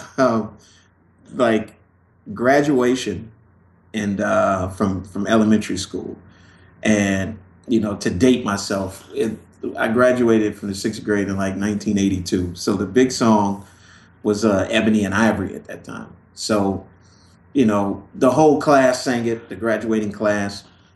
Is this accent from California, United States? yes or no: yes; Los Angeles, California, United States; moved away; also born or lived in Chicago, Illinois, United States; I grew up in Los Angeles and like in the early 70s